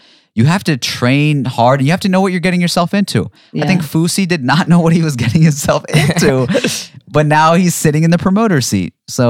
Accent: London, United Kingdom; now in Dubai, United Arab Emirates; I'm from London. I live in Dubai. Oh, I've never set foot in a Walmart.

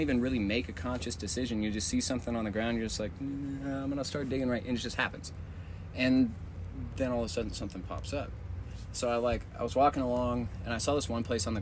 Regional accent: California, United States; moved away; I grew up in California diving out there.

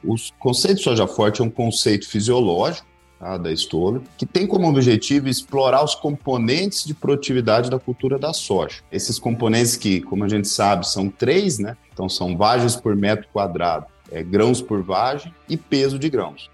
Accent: Campo Grande, Mato Grosso do Sul, Brazil; moved away as an adult; also born or lived in Itapeva, São Paulo / Dourados, Mato Grosso do Sul; now in Cascavel, Brazil; Eu sou de Campo Grande, Mato Grosso do Sul

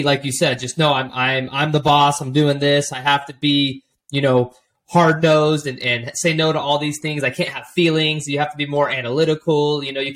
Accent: Orange County, California, United States; moved away; I'm from Orange County

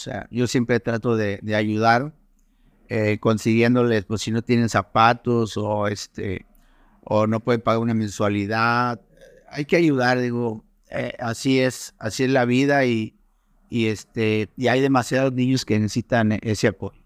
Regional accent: San Nicolás de los Garza, Nuevo León, Mexico; moved away as an adult; now in Cancún, Mexico; Yo siempre he considerado que soy de Monterrey, pero en realidad soy de San Nicolás de los Garza

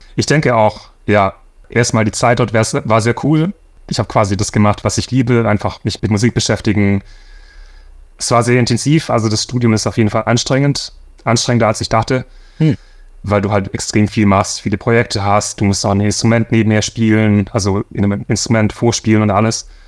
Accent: Swabia, Baden-Württemberg, Germany; moved away as an adult; now in Los Angeles, United States; Für mich als Schwabe

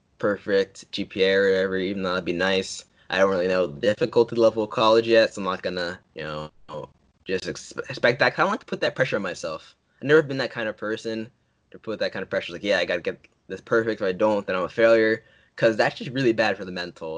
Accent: New Jersey, United States; my home state, New Jersey.

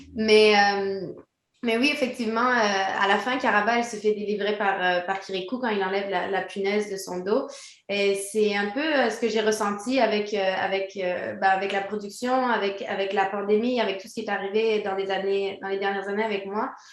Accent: Quebec, Canada; also born or lived in France; je suis née en France. J'ai grandi au Québec

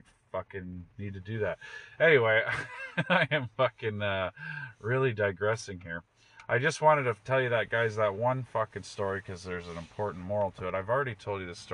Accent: Canada; also born or lived in Toronto; speaking as a Canadian

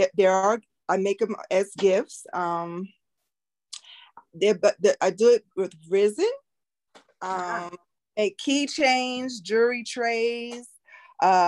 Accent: New York, United States; moved away; I'm originally from New York

